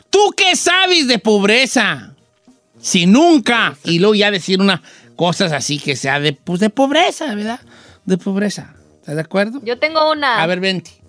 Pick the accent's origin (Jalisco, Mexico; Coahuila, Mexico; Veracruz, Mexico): Jalisco, Mexico; Guadalajara; No, es que yo soy de Guadalajara, decimos concepto.